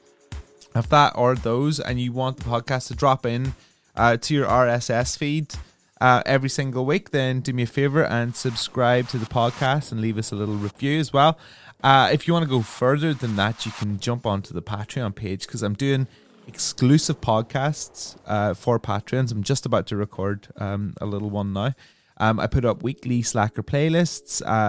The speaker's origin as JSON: {"language": "English", "region": "England", "country": "United Kingdom", "also_born_or_lived": "London / Brighton", "moved": "as an adult", "said": "I'm from a small town"}